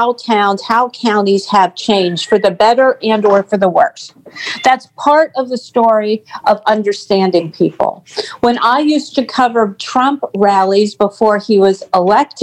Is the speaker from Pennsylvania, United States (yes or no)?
yes; Pittsburgh, Pennsylvania, United States; I grew up and live in the Paris of Appalachia